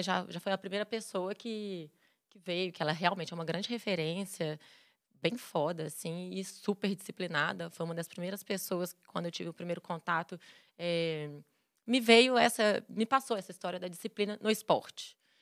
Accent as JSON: {"language": "Portuguese", "town": "Belo Horizonte", "region": "Minas Gerais", "country": "Brazil", "tie": "born or raised there", "also_born_or_lived": "Vitória, Espírito Santo", "said": "E aí mudei para BH com 5 anos"}